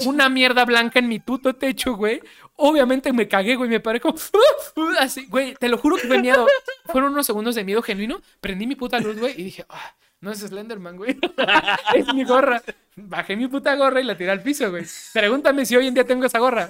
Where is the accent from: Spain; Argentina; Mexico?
Mexico; somos mexicanos